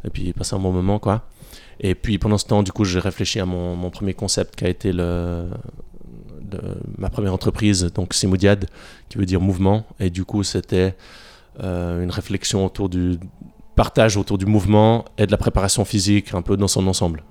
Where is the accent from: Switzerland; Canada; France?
Switzerland; Bavois, Vaud; also born or lived in Yverdon; j'ai grandi juste à côté, j'ai grandi à Bavois